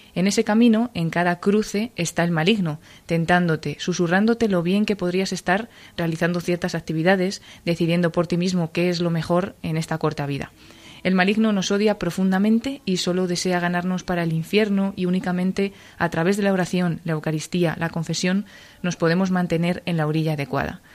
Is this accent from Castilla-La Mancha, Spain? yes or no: yes; Cuenca, Castilla-La Mancha, Spain; moved away as an adult; now in Madrid, Spain; soy de Cuenca, así que he pertenecido mucho tiempo al grupo de acción católica de, Cuenca. Luego ya me vine a estudiar aquí a Madrid